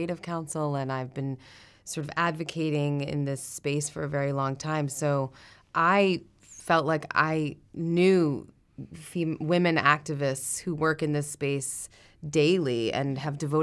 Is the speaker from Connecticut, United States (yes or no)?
no; Massachusetts, United States; From Massachusetts